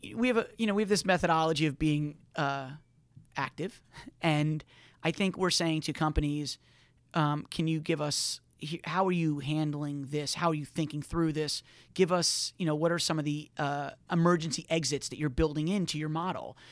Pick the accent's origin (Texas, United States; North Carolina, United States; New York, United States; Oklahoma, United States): New York, United States; growing up in New York